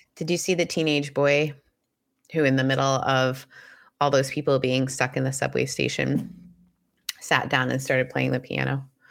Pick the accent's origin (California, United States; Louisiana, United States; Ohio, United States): California, United States; Southern; I'm from Southern California